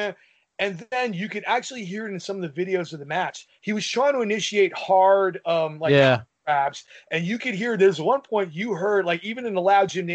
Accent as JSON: {"language": "English", "region": "New York", "country": "United States", "said": "I'm a New Yorker through and through"}